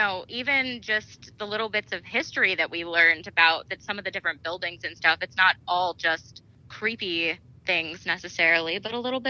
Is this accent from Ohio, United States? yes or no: no; Scranton, Pennsylvania, United States; I grew up in Scranton